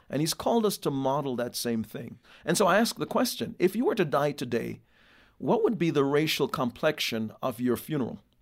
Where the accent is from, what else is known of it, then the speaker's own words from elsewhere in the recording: Jamaica; now in United States; born in Jamaica